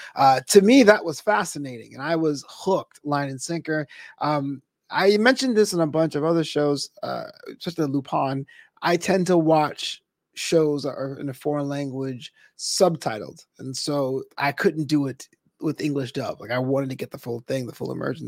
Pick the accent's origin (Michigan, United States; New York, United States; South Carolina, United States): New York, United States; now in Los Angeles, United States; We come from New York.